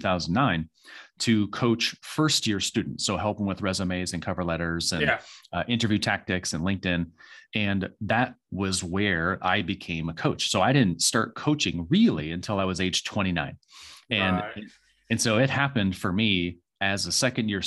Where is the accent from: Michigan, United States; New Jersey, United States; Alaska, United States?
Michigan, United States; moved away as an adult; also born or lived in Phoenix, Arizona; now in North Carolina, United States; I was raised in a really small town in Michigan